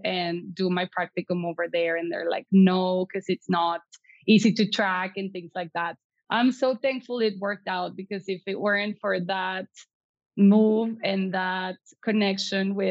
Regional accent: Piedras Negras, Coahuila, Mexico; English is a second language; moved away as an adult; also born or lived in Eagle Pass, Texas; now in Monterrey, Mexico; I was raised in Piedras Negras until I graduated from prepa.

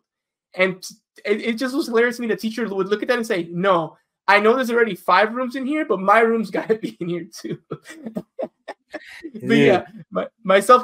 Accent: Chicago, Illinois, United States; now in Los Angeles, United States; I'm originally from Chicago. That's where I grew up

